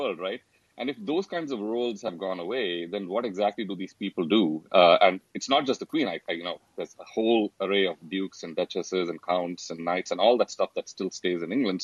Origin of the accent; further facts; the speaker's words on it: India; moved away; Four of us, we grew up in India